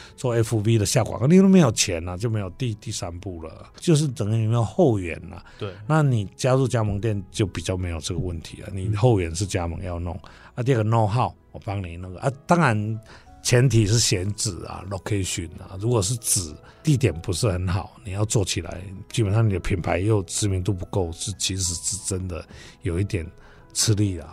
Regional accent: Mingjian, Nantou County, Taiwan; also born or lived in Taichung; 那大家可以过去民间多买一点茶，那我的家乡好

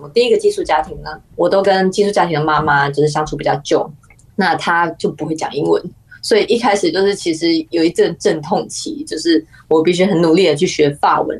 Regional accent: Taiwan; 因为我是亚洲人嘛，我是台湾人

